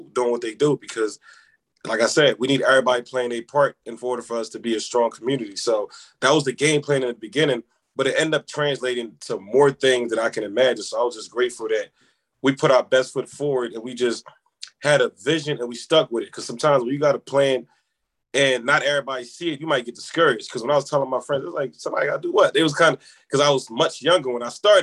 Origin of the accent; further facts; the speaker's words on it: Philadelphia, Pennsylvania, United States; also born or lived in Senegal; growing up in Philly